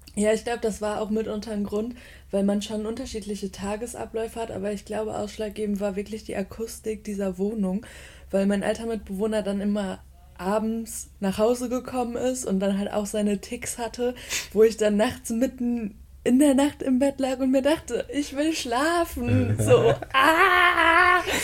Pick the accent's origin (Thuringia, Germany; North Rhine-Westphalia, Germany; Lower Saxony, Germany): North Rhine-Westphalia, Germany; Bottrop; moved away as an adult; also born or lived in Aachen; now in Cologne, Germany; ich bin im Ruhrgebiet groß geworden, in, in einem kleinen Kaff, das nennt sich Bottrop